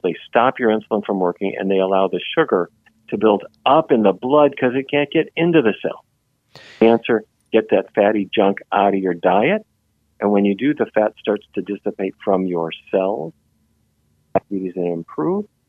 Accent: Fargo, North Dakota, United States; I grew up in Fargo, North Dakota

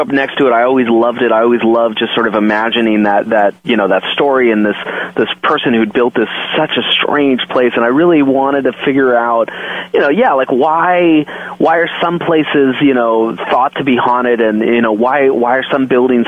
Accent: San Jose, California, United States; I grew up in San Jose, California

